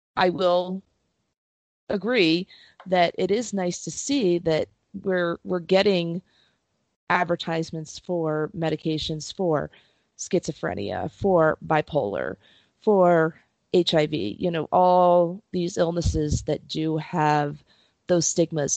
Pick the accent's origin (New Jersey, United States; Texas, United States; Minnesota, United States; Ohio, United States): New Jersey, United States; Princeton; I grew up in Princeton